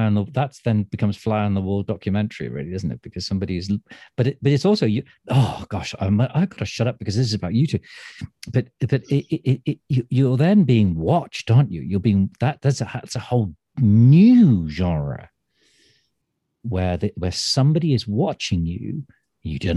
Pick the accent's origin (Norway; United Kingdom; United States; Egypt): United Kingdom; Manchester, North West England; now in Stratford-upon-Avon, United Kingdom; I'm from Manchester. I was born there